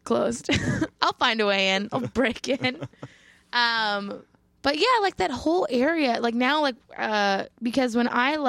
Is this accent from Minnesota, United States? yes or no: yes; Burnsville, Minnesota, United States; I was born in Burnsville